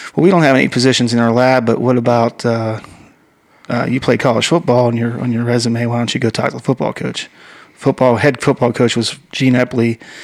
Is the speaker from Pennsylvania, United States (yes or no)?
yes; Western Pennsylvania, United States; moved away; also born or lived in Southern California; I grew up in uh, Western Pennsylvania